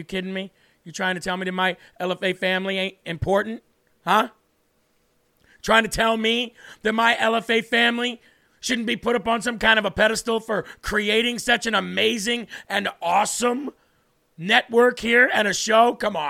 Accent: New Hampshire, United States; my home state right here in New Hampshire.

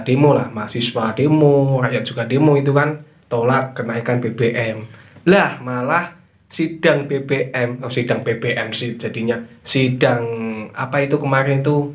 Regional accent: Java, Indonesia; aslinya kan orang Jawa

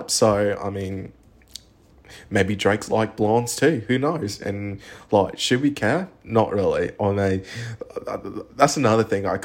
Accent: Australia; also born or lived in United Kingdom; I'm an Australian Brit, so like in Australia and the UK, our humor is very dry

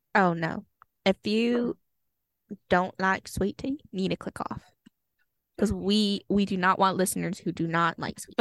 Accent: Texas, United States; being a Texan

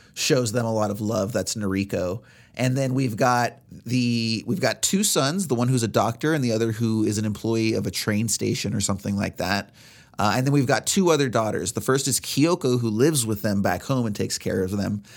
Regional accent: United States; as Americans

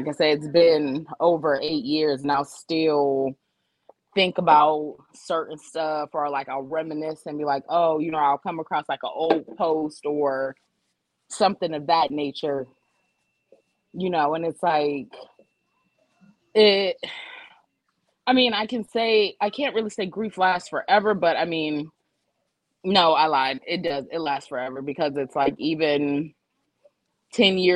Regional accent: Youngstown, Ohio, United States; now in Atlanta, United States; I live in Atlanta, but I'm from Youngstown

